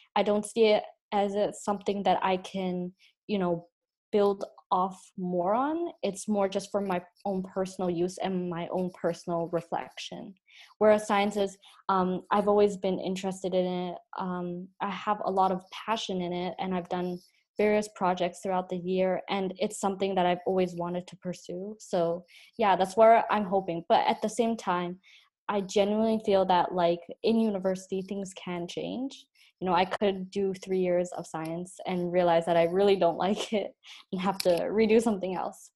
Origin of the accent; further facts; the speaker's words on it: Canada; accent: Canadian, Chinese; I grew up here and I was born here